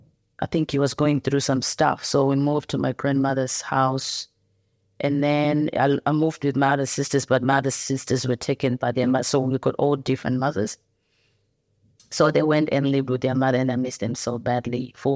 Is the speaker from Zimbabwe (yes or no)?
yes; Bulawayo, Zimbabwe; And I was born in Bulawayo, in Zimbabwe, which is the second largest city in that country.